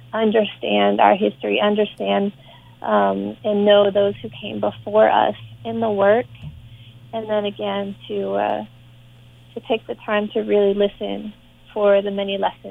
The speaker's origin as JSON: {"language": "English", "town": "Boston", "region": "Massachusetts", "country": "United States", "tie": "born there", "said": "And also, you know, I was born in Boston, so I have some connection to the area."}